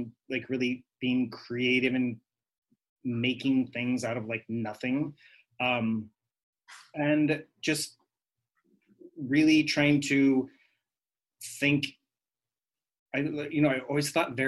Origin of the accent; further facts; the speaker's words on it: Kansas, United States; moved away as an adult; also born or lived in Wichita, Kansas / New York; now in Puerto Rico; So I'm born and raised in Kansas